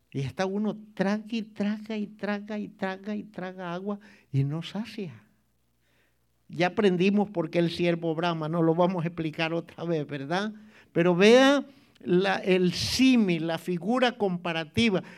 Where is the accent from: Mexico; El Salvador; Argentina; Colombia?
El Salvador; moved away; en mi país había un, un club en la playa, hermano, un club este, de socios, se llamaba Salinitas